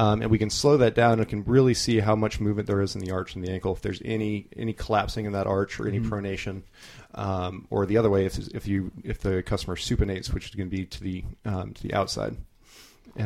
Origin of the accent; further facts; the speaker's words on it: New Mexico, United States; moved away; I'm originally from New Mexico